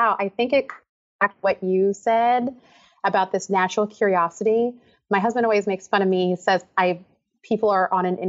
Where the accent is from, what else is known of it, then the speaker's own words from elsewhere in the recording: Philadelphia suburbs, Pennsylvania, United States; now in Massachusetts, United States; Girl, I was the only … in the Philadelphia suburbs.